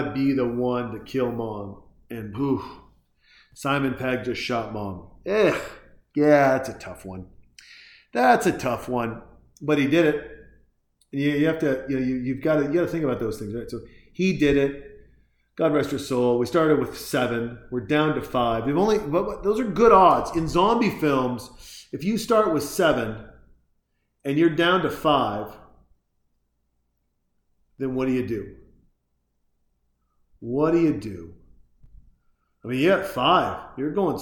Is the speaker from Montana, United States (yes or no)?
yes; Montana, United States; Growing up in Montana, I used to hunt